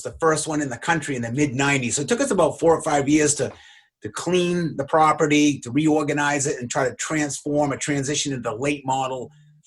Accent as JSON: {"language": "English", "town": "Gorham", "region": "Maine", "country": "United States", "tie": "born or raised there", "said": "growing up on Narragansett Street in Gorham"}